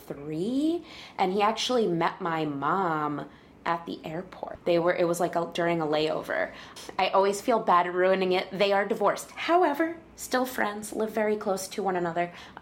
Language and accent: English; Connecticut, United States; moved away as an adult; also born or lived in Flushing, Queens, New York; now in New York, United States; So I lived there with my parents until I was 7 years old. They couldn't afford it anymore. So my mother's family, who lived in Connecticut, said, hey, we'll help you pay for things if you move to Connecticut. So I moved to Connecticut